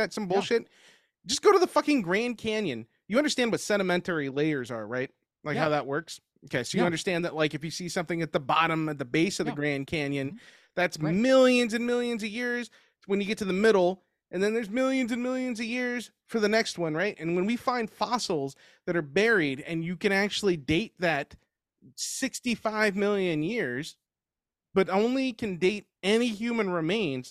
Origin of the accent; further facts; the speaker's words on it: Mexico; I'm Mexican.